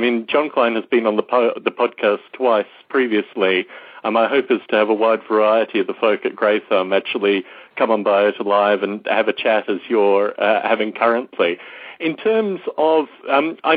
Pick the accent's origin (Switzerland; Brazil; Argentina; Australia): Australia; growing up in Australia